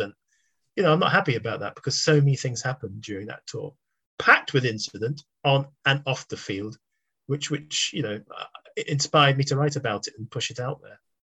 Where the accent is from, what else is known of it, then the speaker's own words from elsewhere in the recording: London, United Kingdom; I was born in East London, brought up in South London mainly